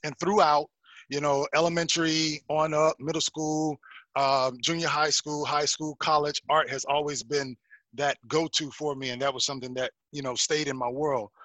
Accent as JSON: {"language": "English", "region": "South Carolina", "country": "United States", "tie": "born or raised there", "also_born_or_lived": "Ohio", "moved": "as an adult", "lives_now": "Atlanta, United States", "said": "I was born in Ohio, raised mm-hmm. in Carolina"}